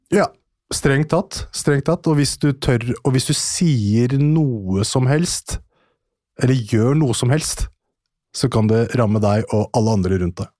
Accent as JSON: {"language": "Norwegian", "country": "Norway", "also_born_or_lived": "Iran (ancestry)", "said": "Jeg er en norsk journalist med iransk avstamning"}